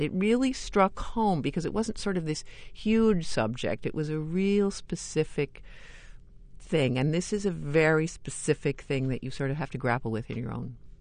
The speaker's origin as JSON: {"language": "English", "region": "New York", "country": "United States", "tie": "born or raised there", "said": "I grew up in New York and I went to a lot of theater"}